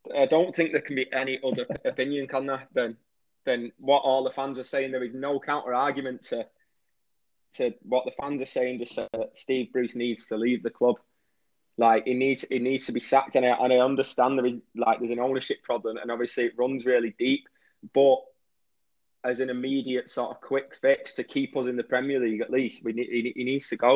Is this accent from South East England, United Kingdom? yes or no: no; Warrington, North West England, United Kingdom; I was born in Warrington, which is a town, if you don't know, right in between Manchester and Liverpool, and that's where we live now.